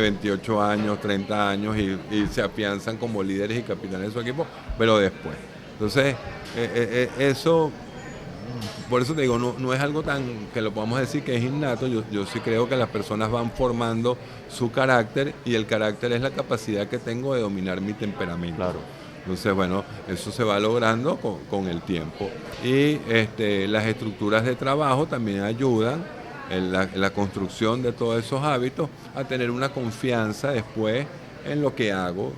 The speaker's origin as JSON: {"language": "Spanish", "country": "Venezuela"}